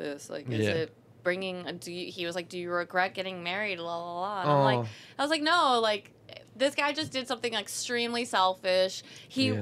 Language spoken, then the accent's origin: English; Miami, Florida, United States; I'm from Miami